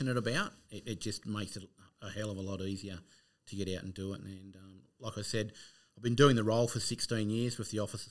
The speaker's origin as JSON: {"language": "English", "town": "Narrabri", "region": "New South Wales", "country": "Australia", "tie": "born or raised there", "said": "I grew up in Narrabri, so in northwestern New South Wales."}